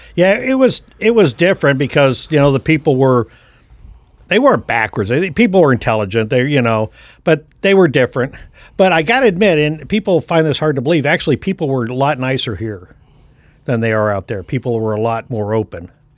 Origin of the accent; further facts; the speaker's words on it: San Francisco, California, United States; moved away as an adult; now in Kokomo, United States; I was born and raised right there in the Bay Area.